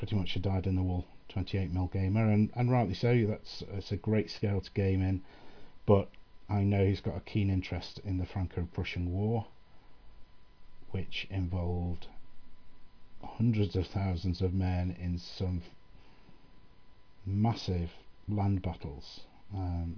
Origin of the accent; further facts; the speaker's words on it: England, United Kingdom; as an Englishman